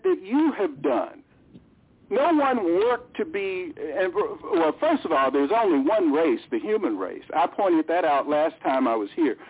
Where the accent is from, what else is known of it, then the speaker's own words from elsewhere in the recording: United States; I'm an American.